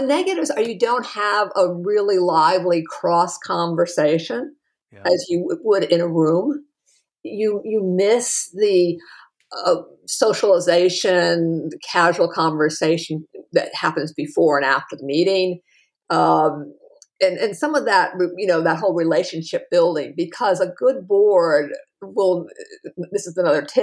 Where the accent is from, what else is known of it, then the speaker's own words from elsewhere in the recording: New England, United States; I was raised in New England too